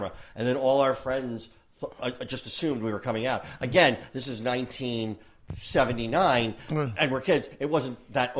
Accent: New Jersey, United States; moved away; I grew up right outside of Manhattan in Jersey

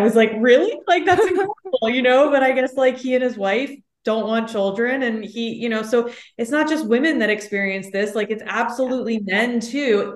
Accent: Austin, Texas, United States; also born or lived in New York City; now in Los Angeles, United States; my hometown of Austin, Texas

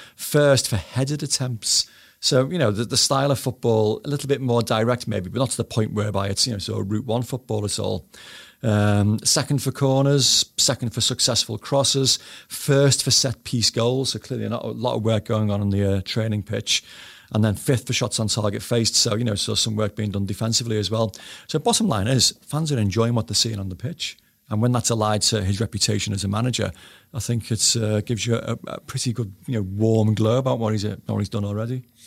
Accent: Bootle, North West England, United Kingdom; I was brought up in Bootle

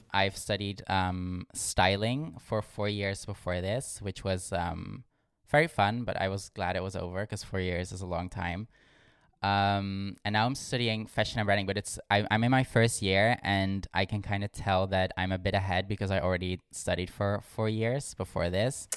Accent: Limburg, Netherlands; born or raised there; moved away as an adult; now in Amsterdam, Netherlands

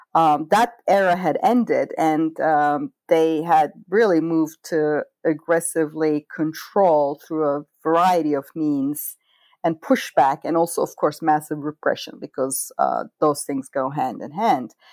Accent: Istanbul, Turkey; moved away; this is literally happening in my home country a couple of blocks from where I was born.

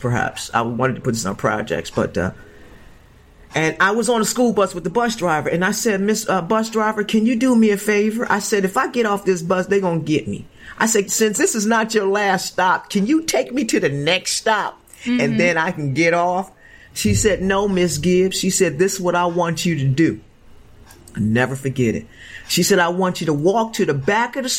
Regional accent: Chester, Pennsylvania, United States; moved away as an adult; also born or lived in California; Growing up in Chester, Pennsylvania, you know, project

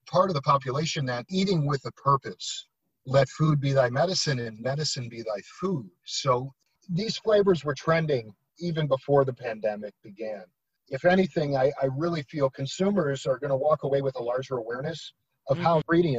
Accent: United States; as a Westerner, as an American

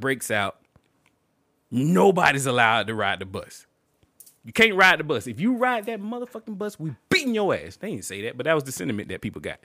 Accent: Montgomery, Alabama, United States; I grew up in Montgomery.

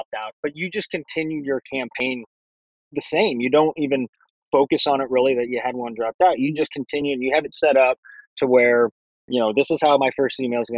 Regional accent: St. Louis, Missouri, United States; we're from St. Louis area

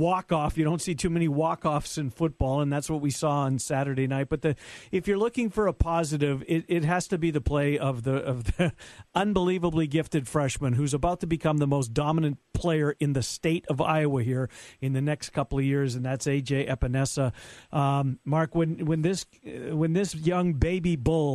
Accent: Canada; now in United States; I'm a Canadian, a fine Canadian lad

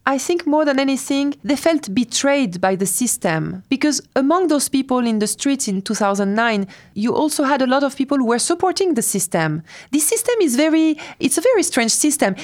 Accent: France; moved away as an adult; also born or lived in Tehran, Iran; I was raised in France

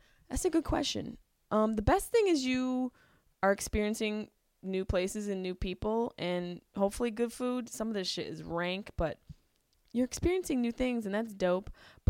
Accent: Syracuse, New York, United States; Everyone says I have an accent. Fuck you, Allison. I'm from Syracuse, New York. Syracuse. Everybody sounds like this. I'm from Syracuse, New York.

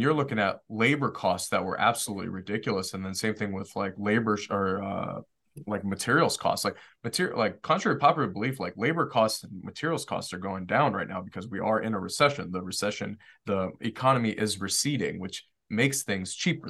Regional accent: Detroit, Michigan, United States; also born or lived in Washington, D.C.; I grew up in Detroit

